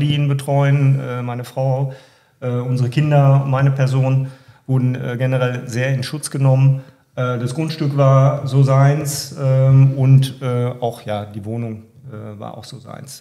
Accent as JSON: {"language": "German", "town": "Warendorf", "region": "North Rhine-Westphalia", "country": "Germany", "said": "Wir kommen aus Warndorf äh, und sind Nordrhein-Westfalen"}